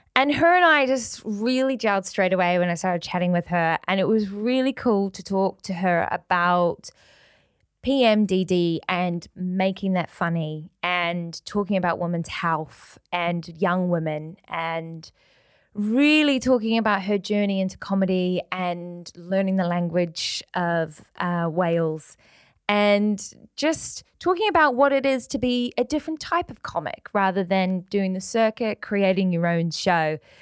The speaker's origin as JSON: {"language": "English", "country": "New Zealand", "moved": "yes", "lives_now": "Manchester, United Kingdom", "said": "I'm from New Zealand. I'm from Aotearoa, so rugby, like the Welsh, is in our veins."}